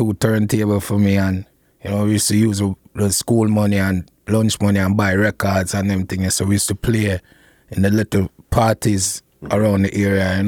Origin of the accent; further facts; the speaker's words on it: Portmore, Saint Catherine Parish, Jamaica; I mean, it was nice, you know what I mean? With the whole heap of things as a youth, you know, make play a wheel and wire, you know, catch crab